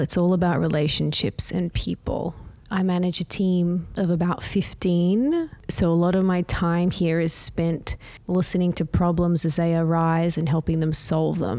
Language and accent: English; Brisbane, Queensland, Australia; I grew up in Australia. Mm-hmm. I studied art history in Brisbane at the University of Queensland. Brisbane is my hometown